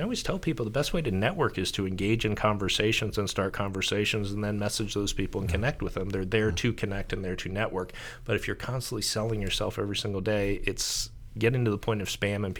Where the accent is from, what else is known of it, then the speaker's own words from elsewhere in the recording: Columbus, Ohio, United States; also born or lived in Cincinnati; Grew up in Columbus, spent 2 years in Cleveland, so I haven't really been a fan of either lately.